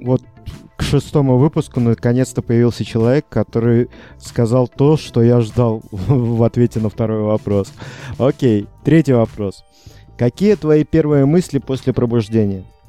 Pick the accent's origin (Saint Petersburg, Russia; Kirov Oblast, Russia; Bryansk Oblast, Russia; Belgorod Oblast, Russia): Bryansk Oblast, Russia; Unecha; моего родного города Унеча